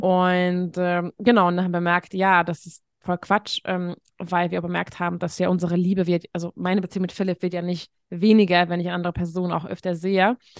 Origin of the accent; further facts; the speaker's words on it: Hungary; moved away; ich komme aus Ungarn